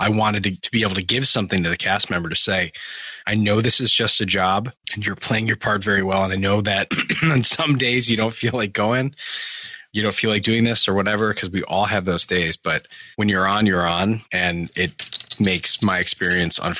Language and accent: English; Michigan, United States; I'm from Michigan.